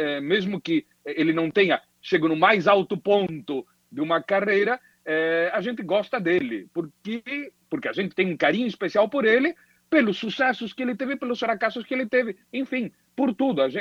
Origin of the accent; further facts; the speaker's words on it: Londrina, Paraná, Brazil; Claro, bom, eu me criei em Londrina, eh, eu me considero londrinense.